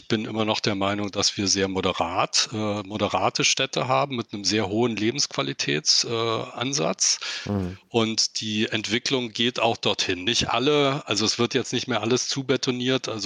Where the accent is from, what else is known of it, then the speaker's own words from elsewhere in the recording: United States; born there; mein Vater war bei der Luftwaffe, äh, bei der Deutschen aber, und ich bin in den USA geboren.